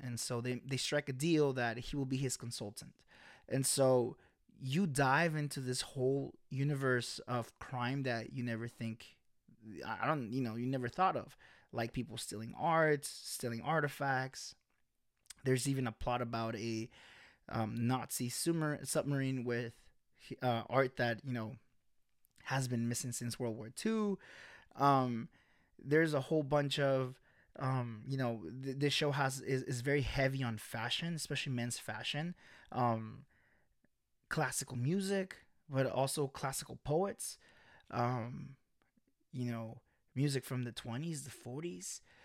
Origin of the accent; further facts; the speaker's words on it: United States; also born or lived in El Salvador; When we get to the U S, when I was eight